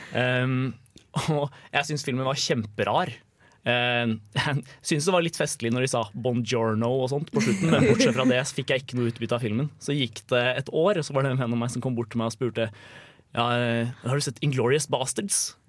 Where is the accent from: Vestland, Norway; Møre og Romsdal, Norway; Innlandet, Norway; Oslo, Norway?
Innlandet, Norway; Lillehammer; jeg kommer fra Lillehammer